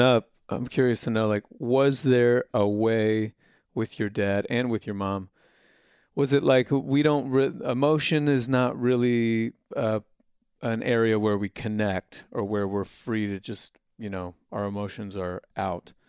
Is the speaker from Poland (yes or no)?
no; Indiana, United States; moved away; we're from Indiana